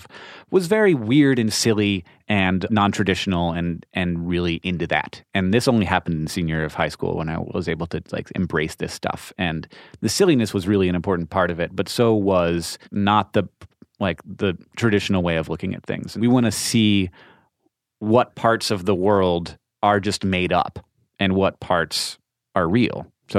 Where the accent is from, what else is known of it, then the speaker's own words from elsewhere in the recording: Orlando, Florida, United States; No, I grew up in Orlando.